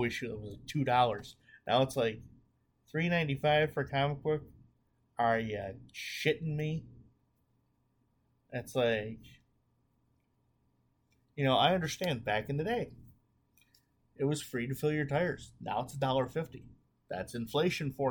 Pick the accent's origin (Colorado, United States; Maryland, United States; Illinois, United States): Illinois, United States; Chicago; I'm from the Chicago area